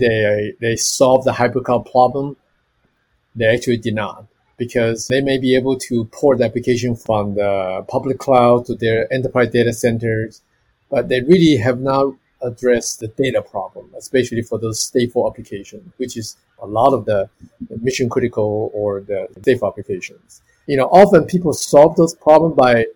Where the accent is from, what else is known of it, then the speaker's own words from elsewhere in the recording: Taiwan; moved away as an adult; also born or lived in Arizona, United States; originally I come from Taiwan and I went to University of Arizona